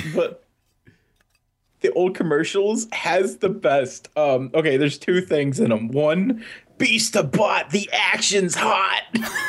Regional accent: Louisville, Kentucky, United States; moved away; BotCon is happening in Louisville, Kentucky this year, and that's my hometown

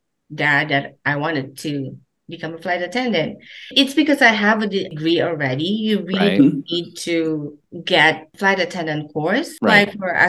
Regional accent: Meycauayan, Central Luzon, Philippines; moved away as an adult; also born or lived in Manila / Dubai; now in Niagara Falls, Canada; I was born in the Philippines and particularly in Mekawayan, Bulacan. Mm-hmm. So I grew up there

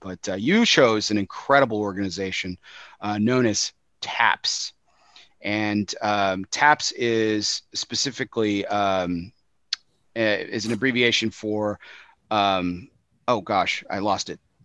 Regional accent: West Texas, United States; I grew up in West Texas

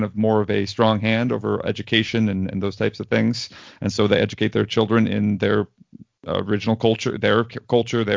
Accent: United States; As a white American

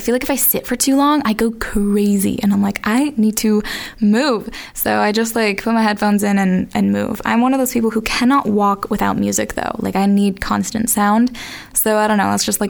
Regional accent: Boston, Massachusetts, United States; I am from Boston, Massachusetts.

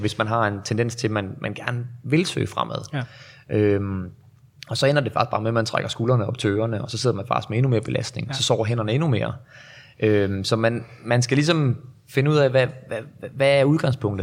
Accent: North Jutland, North Denmark Region, Denmark; moved away; Jeg er jo oprindelig fra Nordjylland

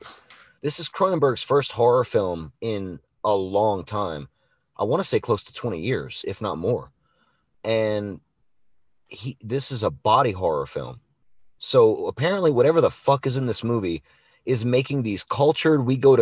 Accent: Louisiana, United States; Hey, I'm Cajun French.

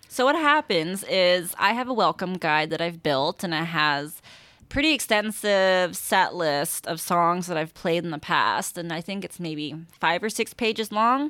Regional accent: Alaska, United States; also born or lived in California; now in San Francisco, United States; I'm from Alaska.

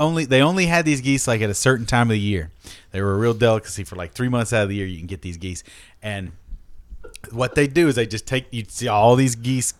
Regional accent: Kentucky, United States; I grew up in Kentucky.

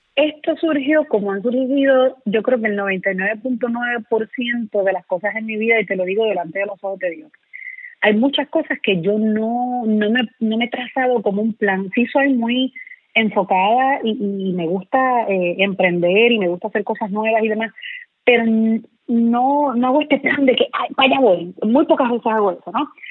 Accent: Puerto Rico; moved away as an adult; los mejores escenarios de mi isla

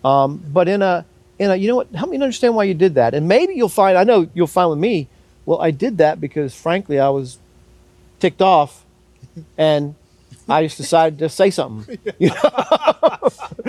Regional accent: United States; as another American

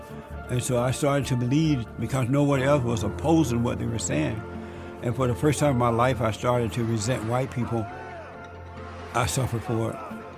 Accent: Alabama, United States; I grew up in Alabama on a plantation, and I grew up under the Jim Crow laws.

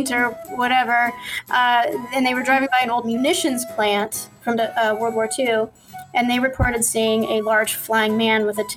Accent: West Virginia, United States; I was born in West Virginia

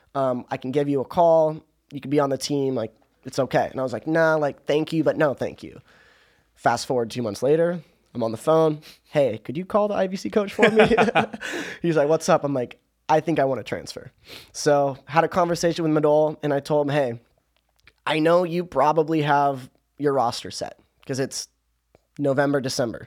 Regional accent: Orange County, California, United States; moved away as an adult; now in Towson, United States; I'm from Orange County

